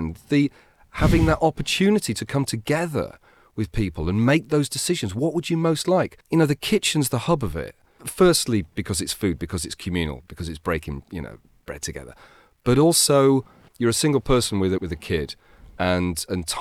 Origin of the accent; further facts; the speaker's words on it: Brighton, South East England, United Kingdom; I see Brighton for what it is. I love my hometown